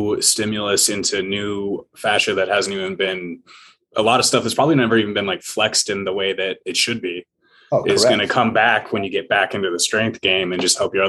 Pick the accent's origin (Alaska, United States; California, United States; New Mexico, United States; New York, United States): Alaska, United States; moved away; I was from Alaska.